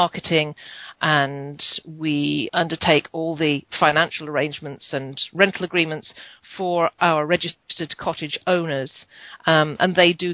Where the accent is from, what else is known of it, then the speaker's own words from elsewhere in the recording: United Kingdom; moved away as an adult; now in Ontario, Canada; Obviously, from my accent, I was from the UK. I'm now living in Ontario, Canada, where I have been since 2003